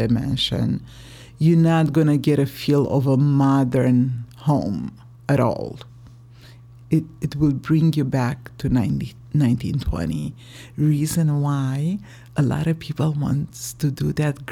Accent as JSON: {"language": "English", "country": "Romania", "moved": "yes", "said": "I'm from Romania, and I came here 4 years ago"}